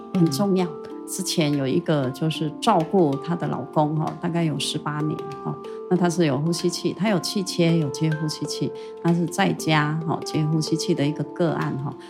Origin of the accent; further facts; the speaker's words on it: Taitung, Taitung County, Taiwan; moved away as an adult; also born or lived in Taipei; 台东它其实本来就是我的故乡